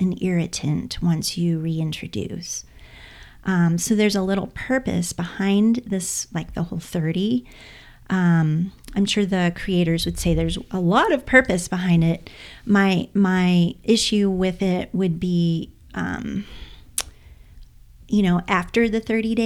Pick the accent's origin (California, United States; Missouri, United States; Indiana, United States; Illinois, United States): Indiana, United States; I'm from the Midwest. I'm from Indiana, so Midwest girl too.